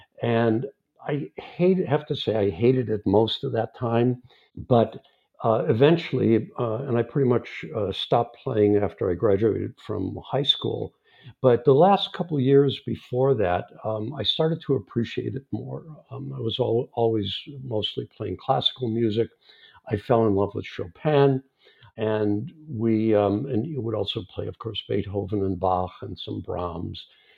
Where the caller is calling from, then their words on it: Los Angeles, California, United States; I'm in Los Angeles. It's early afternoon here